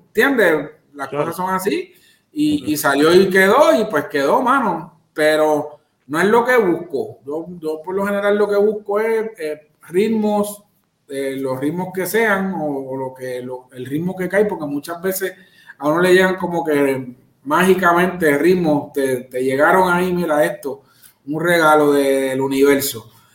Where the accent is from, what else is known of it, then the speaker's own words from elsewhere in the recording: Carolina, Puerto Rico; reggaetonero porque soy de Carolina.